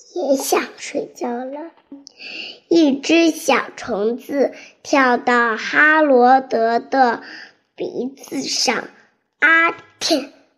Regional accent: Zhengzhou, Henan, China; 我来自河南郑州，快五岁了

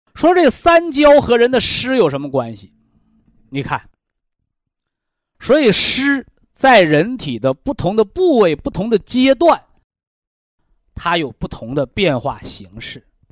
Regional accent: China; 我们中国人的文化叫先人后己

